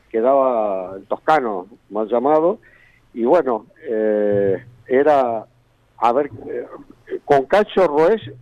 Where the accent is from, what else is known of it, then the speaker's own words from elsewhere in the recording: Tres Arroyos, Buenos Aires Province, Argentina; also born or lived in General Pico, Argentina; Eh, yo soy nativo de Tres Arroyos.